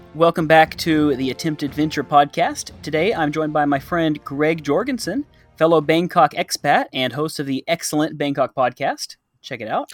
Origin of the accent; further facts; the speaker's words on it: Texas, United States; now in Thailand; I'm from Texas.